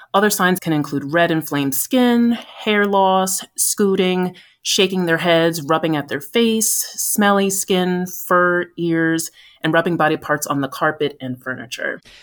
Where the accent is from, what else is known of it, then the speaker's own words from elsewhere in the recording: New Jersey, United States; also born or lived in Boston, Massachusetts; I've always lived in the Northeast U S, born and raised in New Jersey